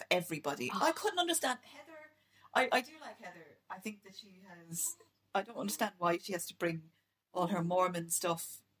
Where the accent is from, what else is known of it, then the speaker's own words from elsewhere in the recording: Ireland; And I'm being Irish, it's terrible.